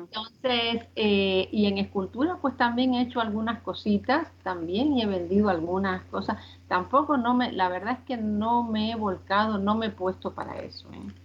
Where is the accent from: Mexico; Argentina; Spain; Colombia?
Spain; also born or lived in Cuba; Vine muy chiquita aquí a España, eh, me crié aquí